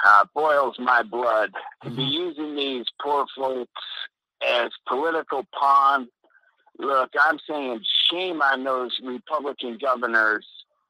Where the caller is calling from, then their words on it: Mexico; Hey, Mike, this is Dennis from Yashkaba, Mexico.